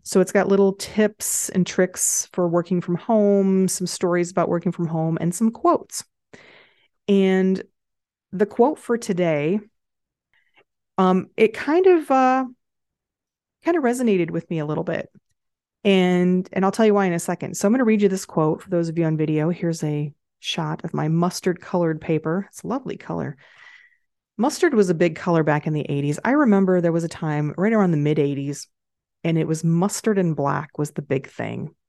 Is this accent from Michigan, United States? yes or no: yes; Michigan, United States; I grew up in Michigan